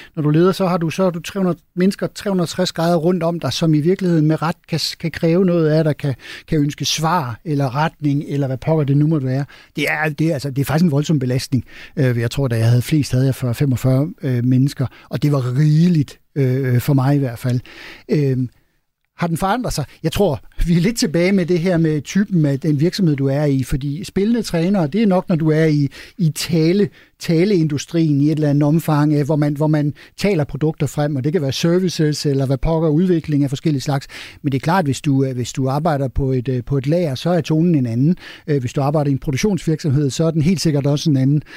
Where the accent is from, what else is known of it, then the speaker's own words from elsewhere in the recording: Denmark; vi er danskere og ikke svenskere